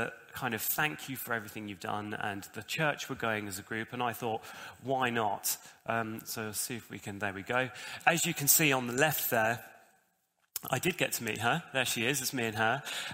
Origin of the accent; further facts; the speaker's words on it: Bedford, East of England, United Kingdom; now in Bognor Regis, United Kingdom; I'm originally from Bedford